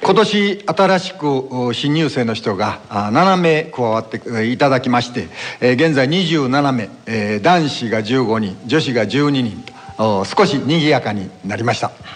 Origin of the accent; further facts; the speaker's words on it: Miyazaki, Japan; also born or lived in Hyogo Prefecture; now in Hyogo, Japan; 実は私あの出身が宮崎県のカルブリ歌で有名な高町で育ちまして